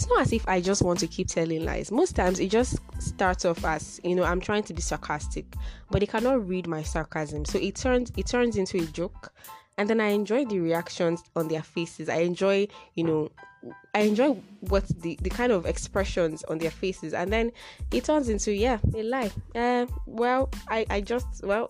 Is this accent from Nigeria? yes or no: yes; Nigeria; I'm a Yoruba girl